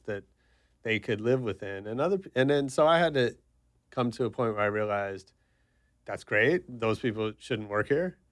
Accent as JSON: {"language": "English", "town": "San Francisco", "region": "California", "country": "United States", "tie": "born or raised there", "said": "I grew up in San Francisco, taking the city bus everywhere"}